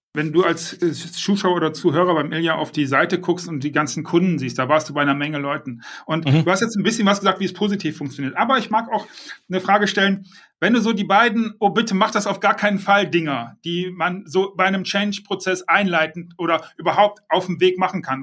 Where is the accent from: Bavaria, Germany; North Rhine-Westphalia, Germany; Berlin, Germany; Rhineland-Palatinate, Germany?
North Rhine-Westphalia, Germany; Düsseldorf; ich bin Düsseldorfer